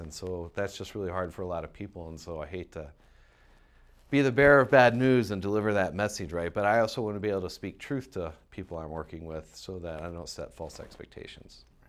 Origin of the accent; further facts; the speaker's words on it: Mason, Ohio, United States; moved away as an adult; I grew up in Ohio, um, in a little town called Mason, Ohio.